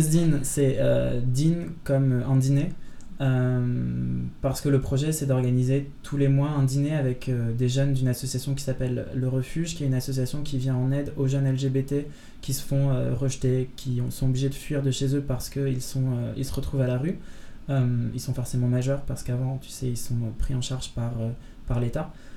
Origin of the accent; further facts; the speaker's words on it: Lille, Hauts-de-France, France; moved away; also born or lived in Belgium; je viens de Lille à la base